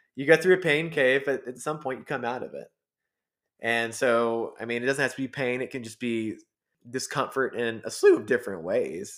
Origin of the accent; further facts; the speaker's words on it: Georgia, United States; moved away as an adult; now in Colorado, United States; we're from Georgia